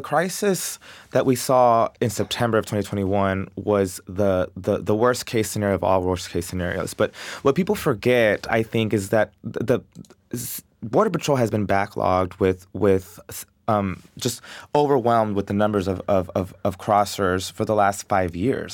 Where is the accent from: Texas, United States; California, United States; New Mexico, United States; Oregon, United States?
Texas, United States; Del Rio; I love Dario. I love my hometown